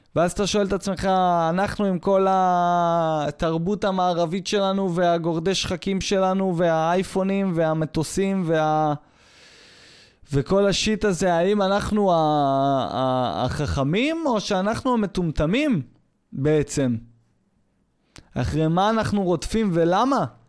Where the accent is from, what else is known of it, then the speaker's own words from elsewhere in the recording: Israel; מזהים אותי כישראלי